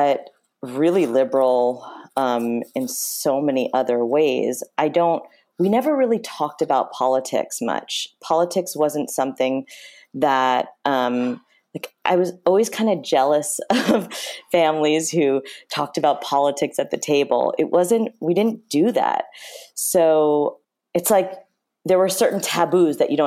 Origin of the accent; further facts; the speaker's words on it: Chappaqua, New York, United States; we grew up in Chappaqua